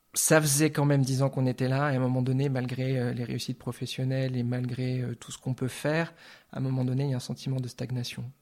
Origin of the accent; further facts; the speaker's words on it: Lorraine, Grand Est, France; accent: French; first language French; moved away as an adult; also born or lived in Metz / Nancy / Orléans; now in Zurich, Switzerland; je suis de, ce qu'on appelle aujourd'hui le Grand Est de Lorraine. J'ai vécu longtemps à Metz et, à Nancy.